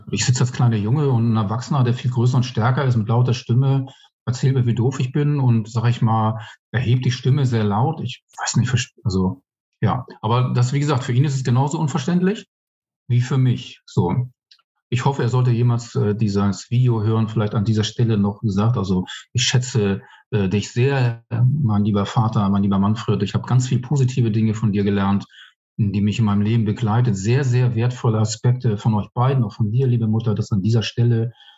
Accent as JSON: {"language": "German", "region": "Hamburg", "country": "Germany", "tie": "born or raised there", "also_born_or_lived": "Bermuda", "moved": "as an adult", "lives_now": "Chemnitz, Germany", "said": "kommen ursprünglich aus Hamburg, bin irgendwann mal auf den Bermuda-Inseln geboren, aber im sehr zarten Alter von eins dann nach Hamburg gekommen. Ähm, habe dort die Großteil meines Lebens verbracht bis 48."}